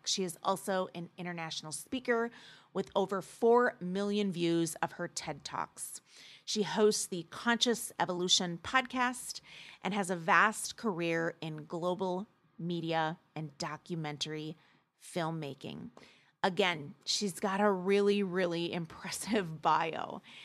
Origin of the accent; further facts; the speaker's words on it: Midwest, United States; Being a mes-, Midwest girl